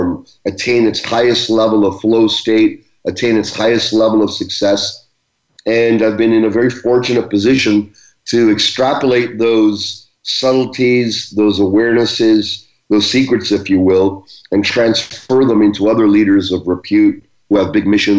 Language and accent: English; Brampton, Ontario, Canada; born or raised there; also born or lived in Uganda